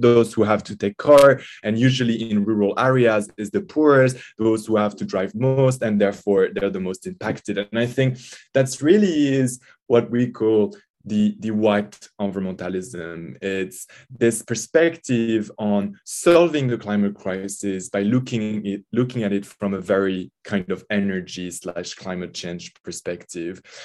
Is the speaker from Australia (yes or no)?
no; French Alps, Auvergne-Rhône-Alpes, France; also born or lived in Grenoble; I grew up in the Alps, um, in the mountains, the French Alps, uh, not so far from Italy.